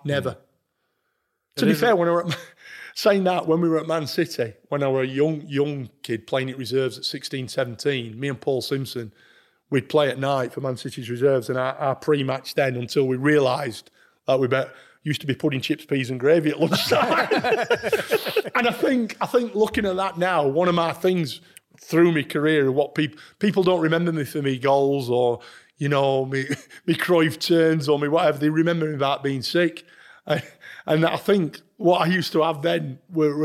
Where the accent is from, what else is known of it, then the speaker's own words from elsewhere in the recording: Sheffield, Yorkshire and the Humber, United Kingdom; Sheffield United banned me from my hometown club.